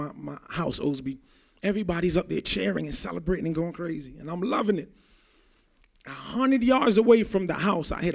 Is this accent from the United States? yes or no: no; Jamaica; I grew up in Jamaica